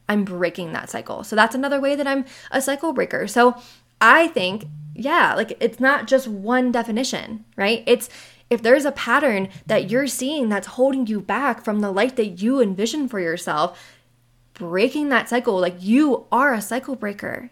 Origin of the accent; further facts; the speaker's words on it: Maryland, United States; moved away as an adult; now in Western US; I am the person who left my hometown seven years ago. I left Maryland seven years ago